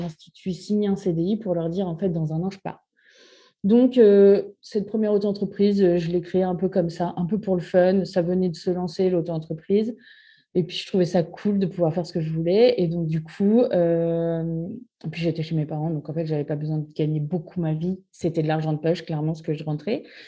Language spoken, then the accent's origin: French; Normandy, France; moved away as an adult; now in Bordeaux, France; je suis normande. Je suis arrivée à Bordeaux pour les études de mon conjoint